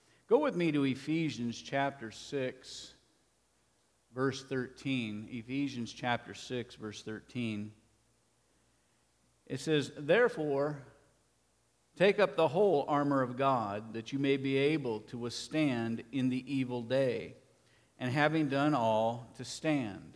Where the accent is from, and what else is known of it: United States